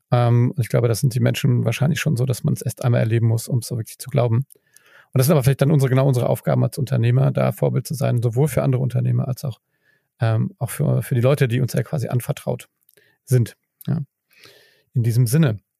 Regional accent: Mainz, Rhineland-Palatinate, Germany; Ich meine, du, ich komme ja aus Mainz, das ist nicht ganz halb so groß, aber fast äh, nur halb so groß wie, wie, wie Bielefeld.

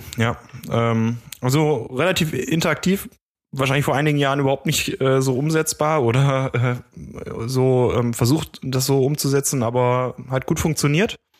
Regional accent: Germany; als Deutscher

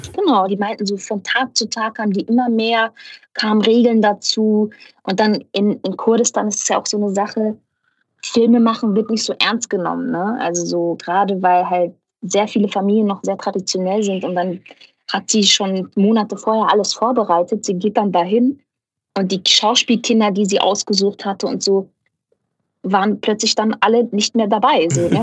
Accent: Ruhr area, North Rhine-Westphalia, Germany; ich komme aus dem Pott. Ich bin ein absolutes Kohlepottkind

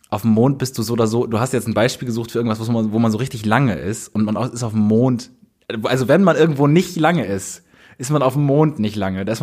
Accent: Bonn, North Rhine-Westphalia, Germany; moved away as an adult; now in Cologne, Germany; also wir kommen ja aus Bonn

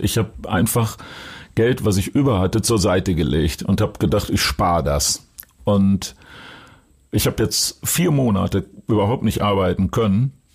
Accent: Duisburg, North Rhine-Westphalia, Germany; now in Hamburg, Germany; Weil in Duisburg, Rheinhausen, wo ich herkomme, ist Handball Sportart Nummer eins gewesen

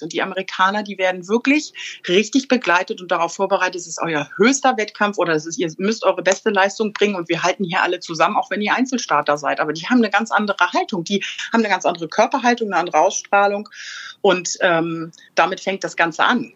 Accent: Bad Schwartau, Schleswig-Holstein, Germany; ich bin in Bad Schwartau groß geworden

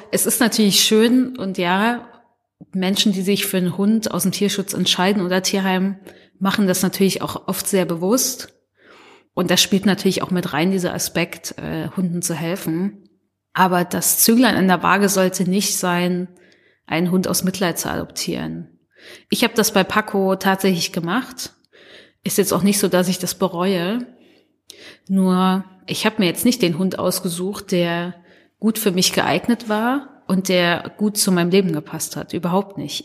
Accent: Germany; ich sehe mich schon als Deutsche auch selbst

